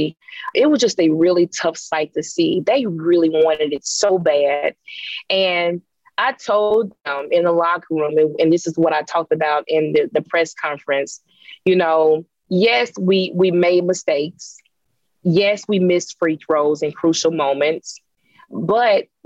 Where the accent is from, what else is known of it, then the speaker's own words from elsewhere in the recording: Jackson, Mississippi, United States; my hometown